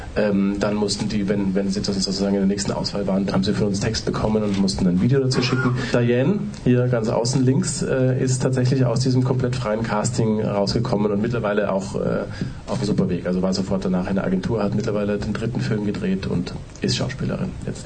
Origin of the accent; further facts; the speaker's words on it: Austria; ich bin Österreicher